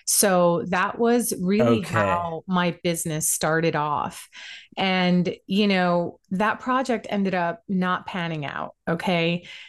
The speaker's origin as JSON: {"language": "English", "country": "Puerto Rico", "tie": "born or raised there", "also_born_or_lived": "multiple islands", "said": "I'm American as well, but I was born in Puerto Rico."}